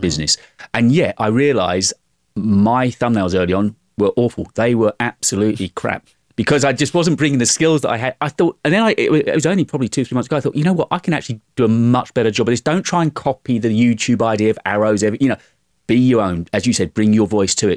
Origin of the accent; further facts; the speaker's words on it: United Kingdom; accent: British; being British.